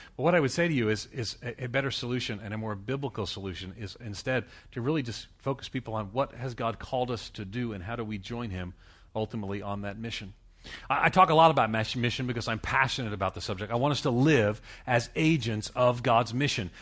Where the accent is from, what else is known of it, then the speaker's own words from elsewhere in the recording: Long Island, New York, United States; moved away; I come from, I'm from Long Island, New York City